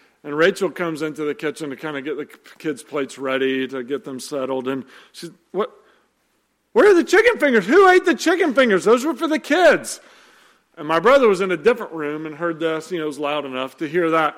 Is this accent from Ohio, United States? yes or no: no; Nashville, Tennessee, United States; moved away; we went home to Nashville to do Christmas with my family